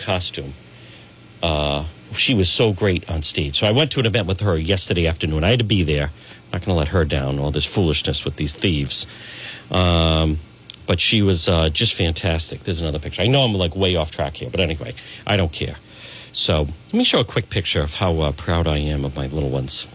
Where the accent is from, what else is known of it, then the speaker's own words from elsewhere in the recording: Cranston, Rhode Island, United States; We grew up in Edgewood, not Cranston.